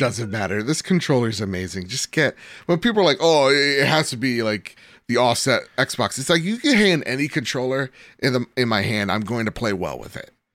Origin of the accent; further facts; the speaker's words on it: United States; I'm American